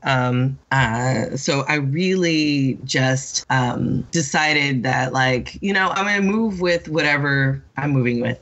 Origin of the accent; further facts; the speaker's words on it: Sacramento, California, United States; also born or lived in San Francisco; I am originally from California, Northern California, um, from Sacramento and San Francisco.